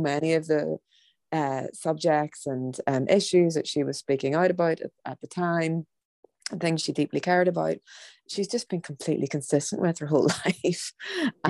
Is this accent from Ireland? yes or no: yes; Ireland; as an Irish woman